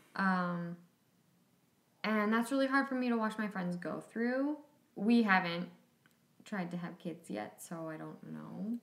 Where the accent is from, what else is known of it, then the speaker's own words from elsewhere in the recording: Plymouth, Minnesota, United States; I grew up dancing in the Minneapolis St. Paul suburbs in a suburb called Plymouth